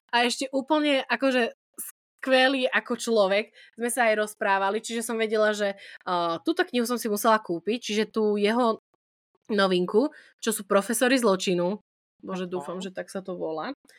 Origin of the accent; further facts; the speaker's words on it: Prešov, Prešov Region, Slovakia; som z Prešova